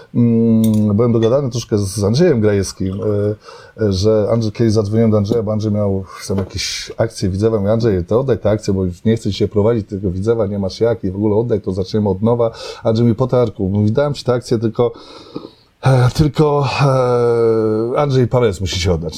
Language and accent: Polish; Żyrardów, Masovian Voivodeship, Poland; moved away as an adult; also born or lived in Gdynia / Łódź / Warsaw; now in Aleksandrów Łódzki, Poland; pochodzę z Żardowa, e, z takich czasów, kiedy nic nie było